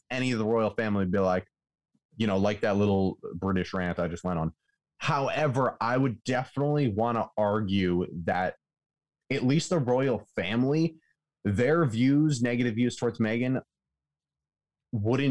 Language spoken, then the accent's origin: English; United States; As an American